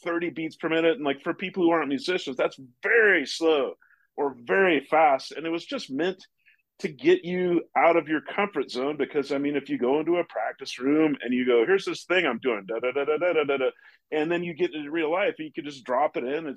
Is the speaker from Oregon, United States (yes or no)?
yes; Portland, Oregon, United States; moved away; also born or lived in New York / Santa Fe; I grew up in Portland, Oregon